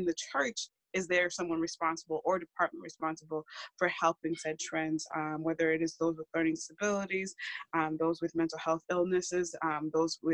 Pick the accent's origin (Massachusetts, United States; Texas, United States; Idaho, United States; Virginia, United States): Massachusetts, United States; I am born and raised in Massachusetts